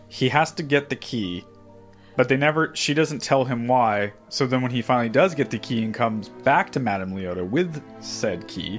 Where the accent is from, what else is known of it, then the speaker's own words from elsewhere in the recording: United States; But we're American.